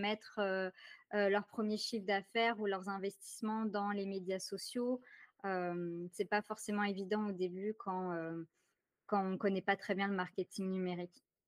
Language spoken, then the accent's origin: French; France; accent: French; now in Ottawa, Canada; Je vis présentement à Ottawa. Donc, je vis au Canada, malgré mon accent très ah! français